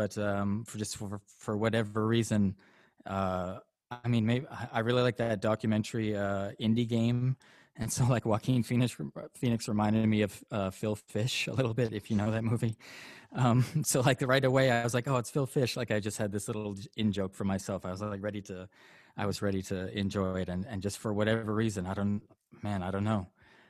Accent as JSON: {"language": "English", "country": "Canada", "said": "Yeah, I'm Canadian. I'm raised by a Catholic, lapsed Catholic mom."}